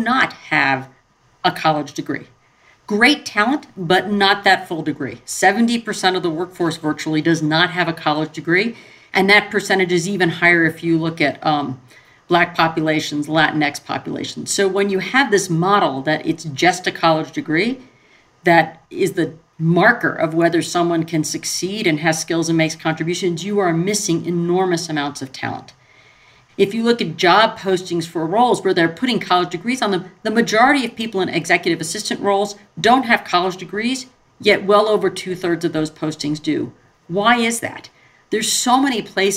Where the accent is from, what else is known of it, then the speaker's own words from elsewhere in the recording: Montclair, New Jersey, United States; Went to public school in the suburbs of New York City in Montclair